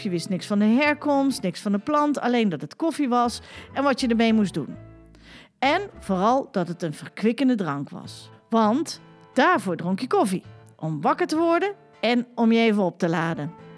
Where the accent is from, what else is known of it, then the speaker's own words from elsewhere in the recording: Utrecht, Netherlands; wij komen uit Utrecht